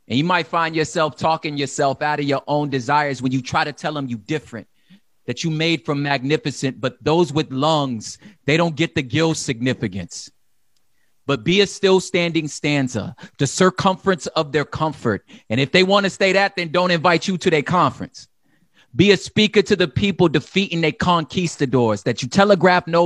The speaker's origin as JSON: {"language": "English", "town": "Los Angeles", "region": "California", "country": "United States", "said": "I'm from South Central Los Angeles, which means I'm very familiar with gun violence."}